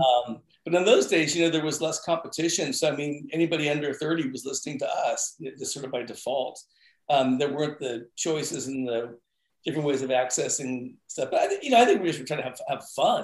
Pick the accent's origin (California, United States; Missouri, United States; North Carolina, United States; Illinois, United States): California, United States; San Francisco; moved away as an adult; now in Portland, United States; I grew up in San Francisco, the okay. Bay Area. Moved here after high school